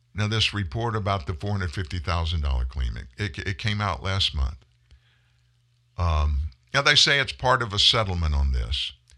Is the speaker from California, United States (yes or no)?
no; Lafayette, Louisiana, United States; my hometown of Lafayette, Louisiana